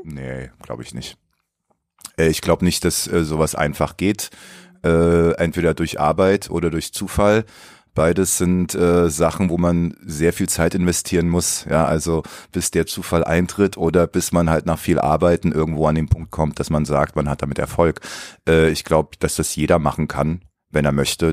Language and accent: German; Baden-Baden, Baden-Württemberg, Germany; also born or lived in Leipzig; now in Berlin, Germany; dann bin ich mit meiner Mutter vor der Wende ausgereist und dann bin ich in Baden-Baden gelandet